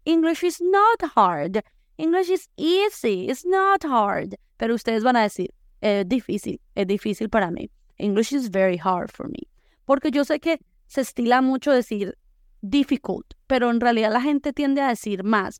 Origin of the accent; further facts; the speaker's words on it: La Unión, Valle del Cauca, Colombia; now in Boise, United States; yo soy de pueblo, soy de la Unión Valle